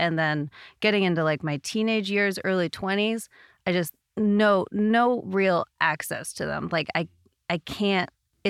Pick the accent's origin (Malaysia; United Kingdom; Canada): Canada; now in United States; Sorry, we're in America. Eighth grade. I'm Canadian.